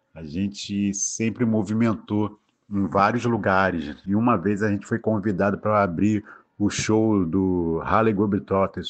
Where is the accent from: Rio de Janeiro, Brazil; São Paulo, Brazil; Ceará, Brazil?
Rio de Janeiro, Brazil; also born or lived in Cesarão, Rio de Janeiro; Sou de Santa Cruz, da Zona Oeste, mas nasci em Colho